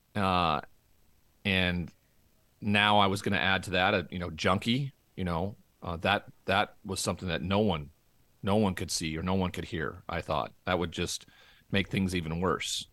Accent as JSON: {"language": "English", "region": "Montana", "country": "United States", "tie": "born or raised there", "moved": "yes", "said": "growing up in Montana and that cowboy culture"}